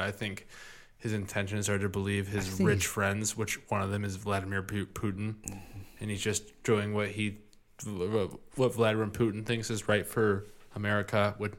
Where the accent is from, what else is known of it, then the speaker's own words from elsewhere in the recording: Midwest, United States; accent: Midwestern; my Midwestern accent is coming out.